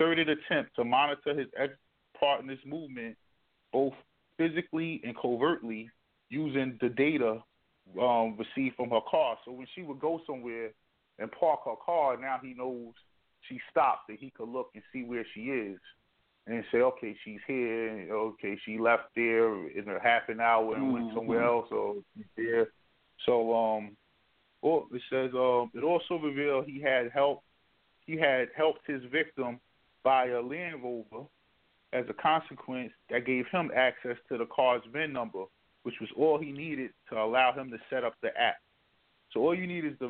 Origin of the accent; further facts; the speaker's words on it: New Jersey, United States; moved away; I come from New Jersey